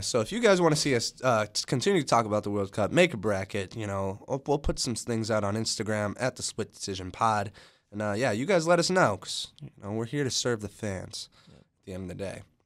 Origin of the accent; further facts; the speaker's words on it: United States; I'm American too